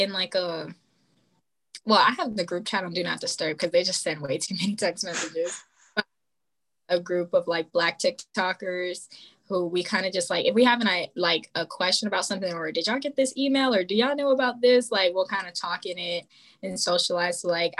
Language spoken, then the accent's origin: English; Maryland, United States; whenever I say I'm from Maryland, they're like, oh, Baltimore.